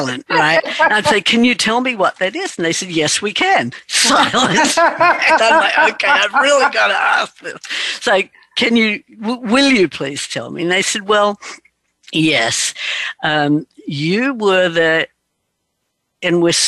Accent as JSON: {"language": "English", "country": "Australia", "tie": "born or raised there", "said": "I was raised in Australia"}